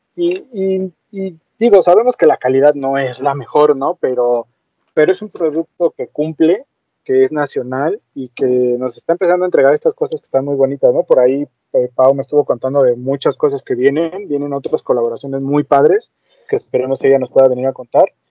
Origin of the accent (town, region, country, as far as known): Mexico